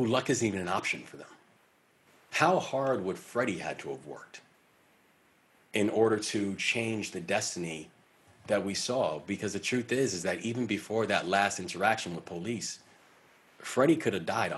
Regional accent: Baltimore, Maryland, United States; the Baltimore Sun, which is my hometown paper

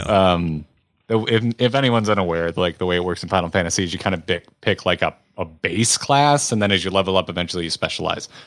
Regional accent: United States; I am American

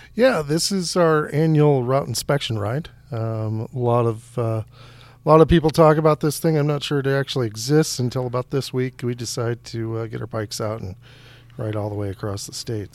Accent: Hudson, United States; it is my hometown

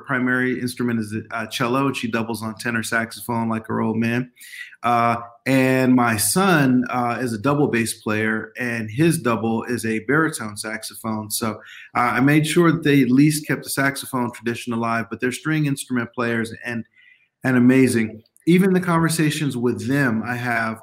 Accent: Oakland, California, United States; moved away as an adult; also born or lived in San Francisco, California; now in Iowa, United States; I was born in San Francisco, but grew up in Oakland, California

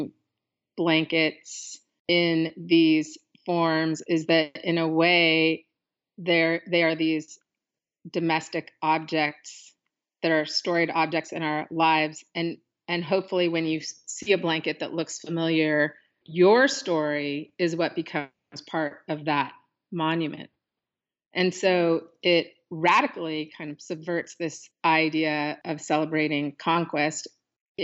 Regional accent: Pacific Northwest, United States; born or raised there

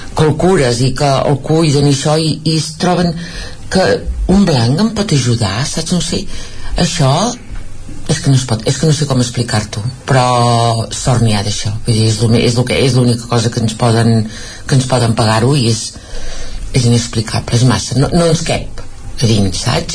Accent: Vic, Catalonia, Spain; casa nostra és aquí a Vic nosaltres som de Vic

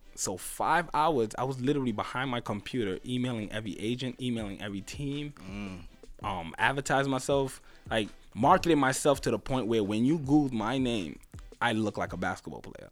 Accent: New York City, New York, United States; also born or lived in Grenada; I grew up in neighborhoods in New York

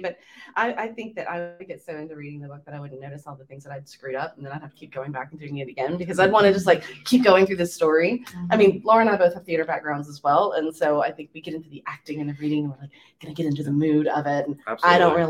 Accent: Louisiana, United States; I mean, I'm from South Louisiana. I don't really have a South Louisiana accent. I don't have a Tennessee accent.

